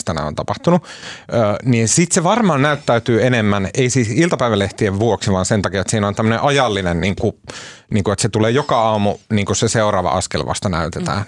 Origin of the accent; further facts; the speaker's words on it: Oulu, North Ostrobothnia, Finland; mä oon oululainen pottunokka